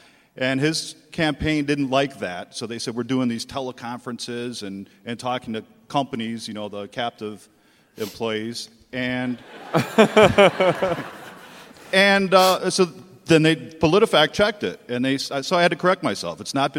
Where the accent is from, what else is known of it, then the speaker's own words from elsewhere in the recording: Southeast Wisconsin, United States; lifelong resident of Southeast Wisconsin, aside from years I spent in the Army.